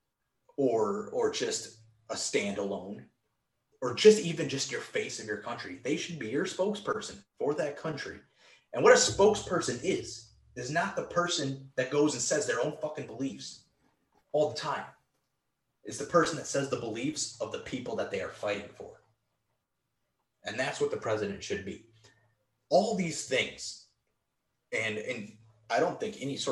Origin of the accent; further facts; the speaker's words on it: Virginia, United States; Virginia's my home state.